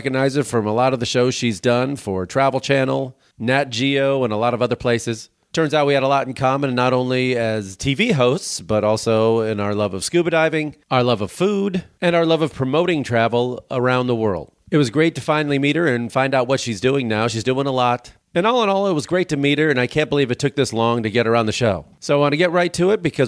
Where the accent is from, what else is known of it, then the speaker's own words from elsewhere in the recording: Chicago, Illinois, United States; I'm from Chicago